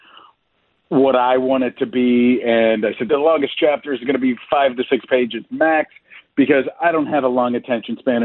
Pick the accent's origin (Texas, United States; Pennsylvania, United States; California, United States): Pennsylvania, United States; near Pittsburgh, Western; I grew up in Western Pennsylvania, about 20 minutes west of downtown Pittsburgh